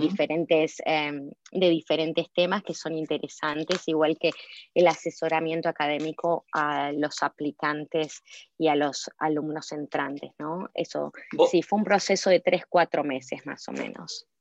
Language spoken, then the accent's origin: Spanish; Ciudad Jardín Lomas del Palomar, Buenos Aires Province, Argentina; moved away as an adult; now in Chicago, United States; yo soy de Ciudad Jardín, Palomar, no sé si conoces, cerca de Urlinga, en el noroeste de Buenos Aires. Así que sí, nací y me crié toda mi vida ahí en Ciudad Jardín.